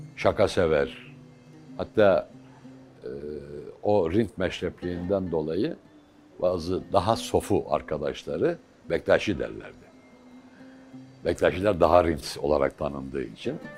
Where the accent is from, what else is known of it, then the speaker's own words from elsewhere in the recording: Bursa, Turkey; also born or lived in Bingöl / Mardin / Midyat / Orhaneli; O mahallede doğdum